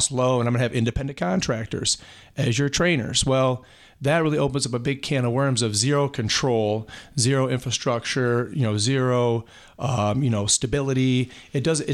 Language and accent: English; Lansing, Michigan, United States; I was born and raised here in Lansing